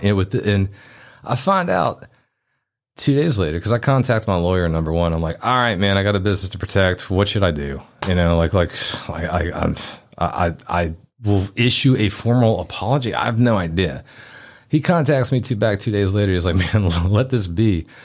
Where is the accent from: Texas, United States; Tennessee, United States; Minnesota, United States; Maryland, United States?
Tennessee, United States; Memphis; I grew up in Midtown